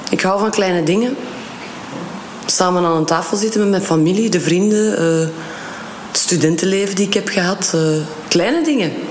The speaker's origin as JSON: {"language": "Dutch", "town": "Kortrijk", "region": "West Flanders", "country": "Belgium", "also_born_or_lived": "Leuven", "lives_now": "Antwerp, Belgium", "said": "Ja, ik ben van Kortrijk."}